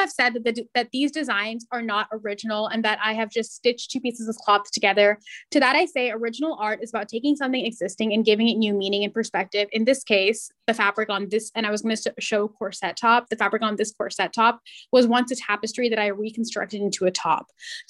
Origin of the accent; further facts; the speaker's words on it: India; So I had to say, well, I'm Indian.